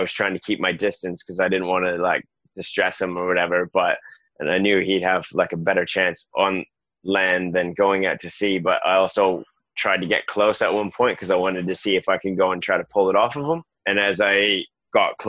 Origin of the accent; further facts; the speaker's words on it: Canada; also born or lived in South Westland, New Zealand; now in New Zealand; I'm some Canadian guy living in a village of 28 people on the edge of the world